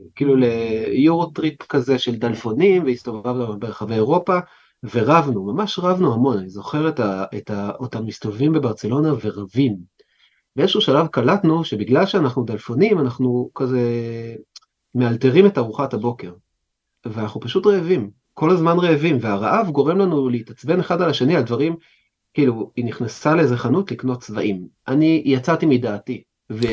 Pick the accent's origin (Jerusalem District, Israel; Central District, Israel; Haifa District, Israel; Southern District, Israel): Jerusalem District, Israel; Jerusalem; נולדתי בקריית משה, זאת אומרת נולדתי בבית חולים, אובייסלי, אבל גדלתי בקריית משה עד גיל חמש, ואז עברתי להר נוף